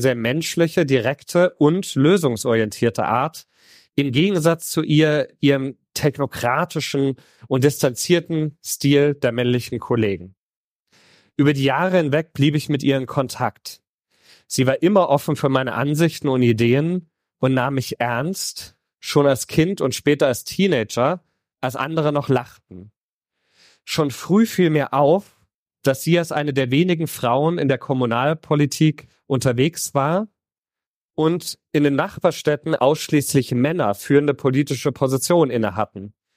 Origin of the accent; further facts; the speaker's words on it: Heroldsberg, Bavaria, Germany; ich bin in Mittelfranken auf dem Land aufgewachsen.